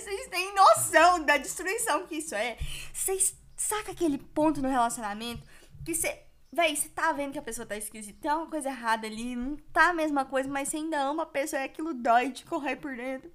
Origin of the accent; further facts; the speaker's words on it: Goiás, Brazil; accent: goianês; Aqui em Goiás, a gente tem um sotaque muito específico. A gente puxa o R mesmo e sem dó.